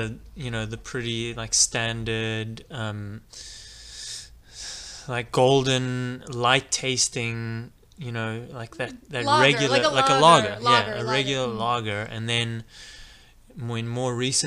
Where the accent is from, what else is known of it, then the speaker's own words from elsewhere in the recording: Johannesburg, Gauteng, South Africa; moved away as an adult; also born or lived in Chicago; now in California, United States; I'm from South Africa originally, born and raised. And I came to the States in 2009